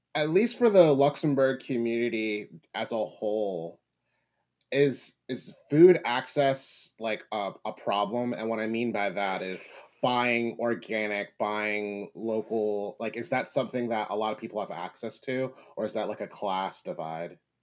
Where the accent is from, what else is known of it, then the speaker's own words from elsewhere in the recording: Philadelphia, Pennsylvania, United States; growing up in Philadelphia in the U.S.